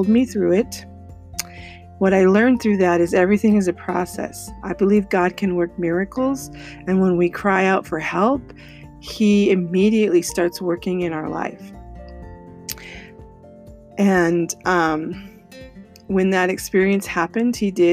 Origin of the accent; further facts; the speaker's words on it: Colorado, United States; moved away as an adult; also born or lived in California; I moved from California to Colorado, where I was born and raised